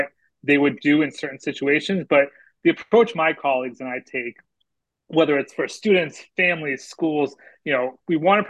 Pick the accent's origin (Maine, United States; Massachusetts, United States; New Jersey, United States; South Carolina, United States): Massachusetts, United States; Danvers; I grew up in Danvers, Massachusetts, about 20 minutes north of Boston